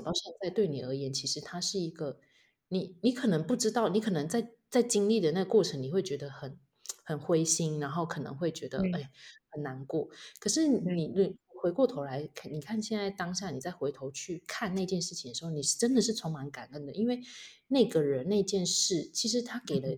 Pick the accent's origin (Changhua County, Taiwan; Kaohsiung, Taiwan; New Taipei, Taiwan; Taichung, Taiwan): Changhua County, Taiwan; moved away as an adult; also born or lived in Hualien; now in Taitung, Taiwan; 我是彰化人